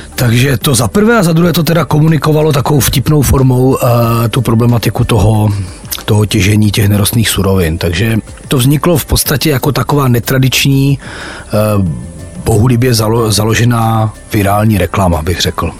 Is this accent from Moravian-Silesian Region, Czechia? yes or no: yes; Ostrava, Moravian-Silesian Region, Czechia; also born or lived in Havířov; narodil jsem se v Havířově, ale vlastně už po do roka mě rodiče jak si odsunuli do Ostravy